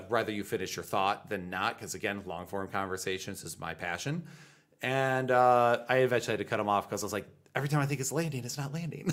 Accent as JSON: {"language": "English", "country": "United States", "said": "I'm an American"}